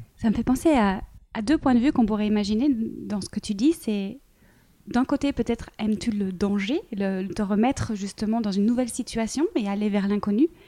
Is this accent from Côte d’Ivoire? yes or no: no; Belgium; je suis belge